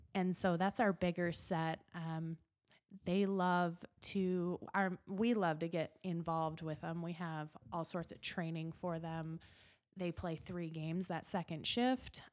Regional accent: Gillette, Wyoming, United States; also born or lived in Utah; This is my hometown.

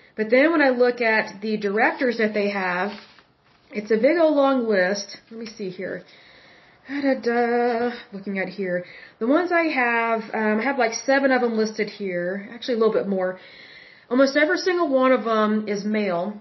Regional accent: Oklahoma, United States; I'm from Oklahoma

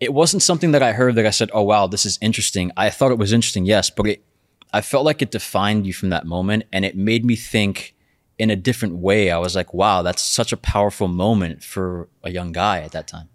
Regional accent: New York City, New York, United States; I'm also from Brooklyn, born and raised.

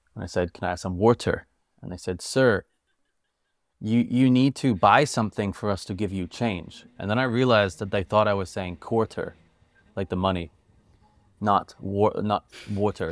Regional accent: United States; also born or lived in United Kingdom; I'm a British American, born in the U K, but grew up in America, as you could tell by my accent. I still say water, not wada.

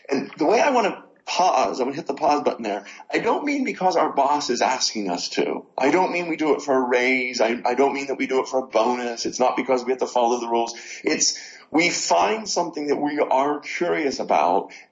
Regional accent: Pittsburgh, Pennsylvania, United States; Oh, Pittsburgh, Pennsylvania.

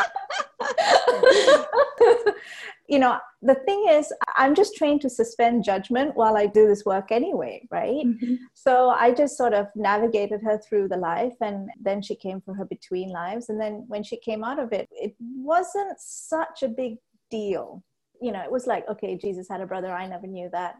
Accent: Malaysia; So I was actually born and raised in Malaysia. We're of Sri Lankan descent

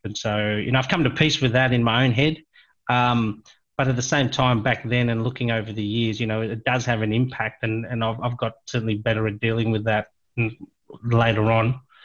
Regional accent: Cape Town, Western Cape, South Africa; I was born in South Africa, um, oh, in a place near Cape Town, a place called Claremont

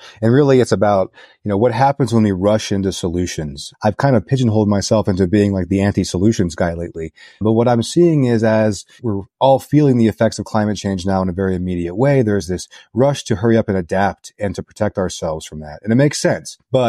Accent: Arizona, United States; now in Colorado, United States; I'm an environmental journalist based in Colorado. I grew up in Arizona

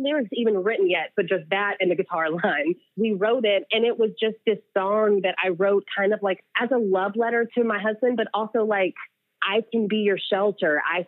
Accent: the South, United States; Growing up in the South, get a ring by spring.

